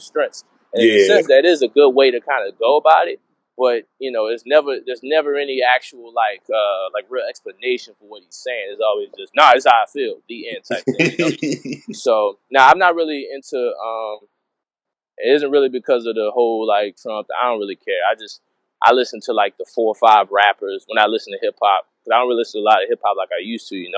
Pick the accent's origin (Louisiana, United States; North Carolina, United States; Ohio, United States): Louisiana, United States; New Orleans; I'm from New Orleans and we have the best food in the world